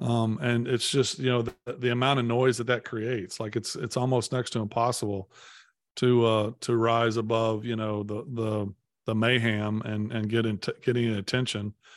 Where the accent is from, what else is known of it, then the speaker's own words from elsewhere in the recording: Poplar Bluff, Missouri, United States; now in Nashville, United States; I grew up in, in Poplar Bluff